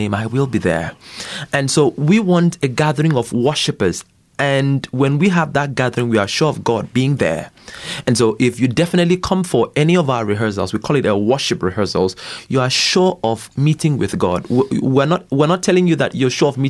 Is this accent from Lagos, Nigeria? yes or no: no; Akwa Ibom, Nigeria; I'm from Nigeria